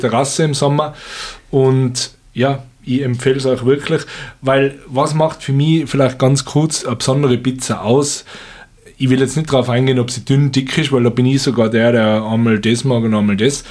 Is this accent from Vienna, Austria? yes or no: no; Stubai Valley, Tyrol, Austria; in meiner alten Heimat im Stubaital